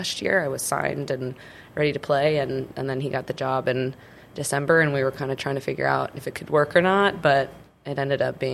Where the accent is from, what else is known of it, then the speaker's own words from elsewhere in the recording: Cedar Rapids, Iowa, United States; moved away as an adult; now in Grand Forks, United States; I was born and raised in Cedar Rapids, Iowa